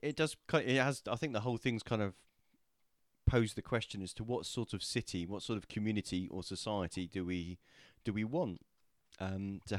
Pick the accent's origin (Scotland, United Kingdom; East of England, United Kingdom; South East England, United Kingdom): South East England, United Kingdom; Portsmouth; I was born in the city, I was raised in the city